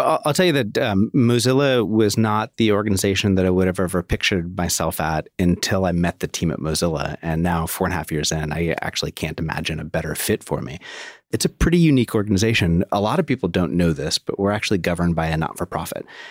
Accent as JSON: {"language": "English", "region": "Oregon", "country": "United States", "tie": "born or raised there", "said": "I grew up in Oregon"}